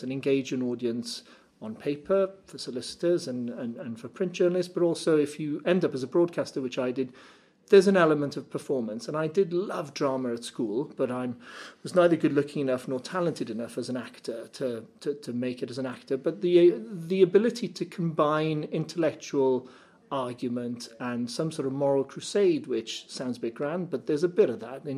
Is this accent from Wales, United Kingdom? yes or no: yes; Cardiff, Wales, United Kingdom; came back to my hometown of Cardiff